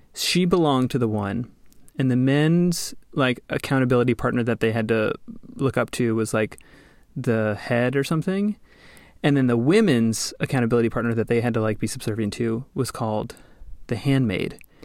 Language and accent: English; New Orleans, Louisiana, United States; growing up around New Orleans, uh, in middle school, we, we would take the field trips down to the French Quarter